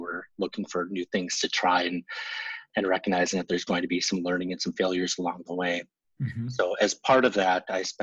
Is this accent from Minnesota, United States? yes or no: yes; central Minnesota, United States; accent: long O's; I grew up in central Minnesota, so if you hear some long O's, you'll understand why.